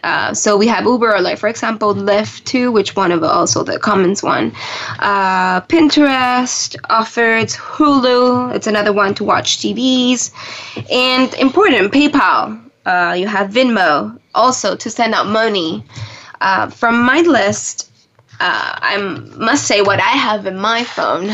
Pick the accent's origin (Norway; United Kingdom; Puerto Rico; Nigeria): Puerto Rico; also born or lived in Buenos Aires, Argentina; now in Washington, DC, United States; I'm originally from Puerto Rico, um, right now here in DC